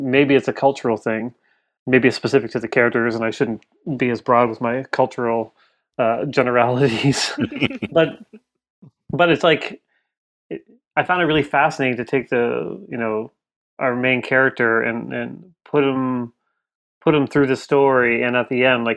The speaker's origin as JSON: {"language": "English", "country": "Canada", "said": "I'm Canadian"}